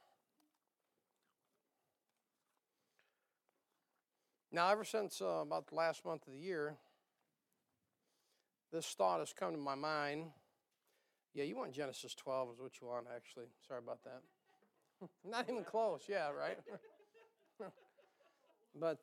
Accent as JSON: {"language": "English", "country": "United States", "tie": "born or raised there", "also_born_or_lived": "Ogemaw County", "said": "I was raised in Osceola County, and it's the air's a little thin around these parts"}